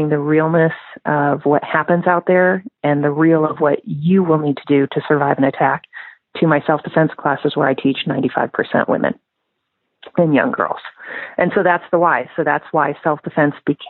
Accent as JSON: {"language": "English", "region": "Midwest", "country": "United States", "said": "I'm from the Midwest"}